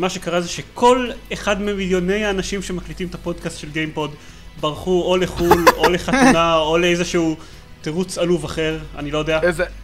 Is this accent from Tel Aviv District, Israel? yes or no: yes; Holon, Tel Aviv District, Israel; אני אה, בחולון. אצלנו אני יודע שזה כאילו בת ים לייט בהשוואה